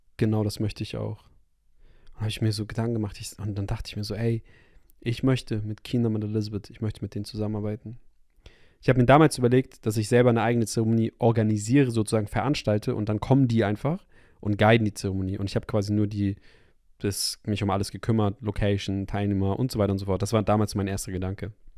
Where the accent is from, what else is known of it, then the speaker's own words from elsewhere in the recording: Hamburg, Germany; moved away; zurück in meine Heimatstadt in Hamburg